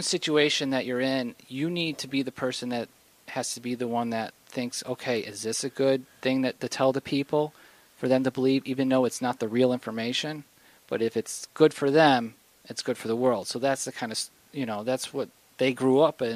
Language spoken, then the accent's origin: English; New York, United States; moved away as an adult; now in Los Angeles, United States; I'm from New York. I studied acting, improv for about good 10 years in New York.